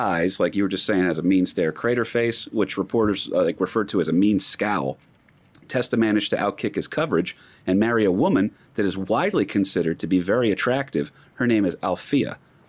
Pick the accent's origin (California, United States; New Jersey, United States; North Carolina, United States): New Jersey, United States; I grew up in North Jersey.